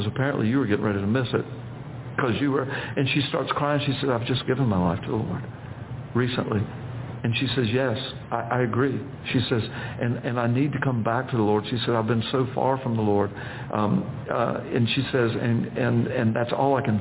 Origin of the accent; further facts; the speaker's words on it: Florida, United States; I'm from Florida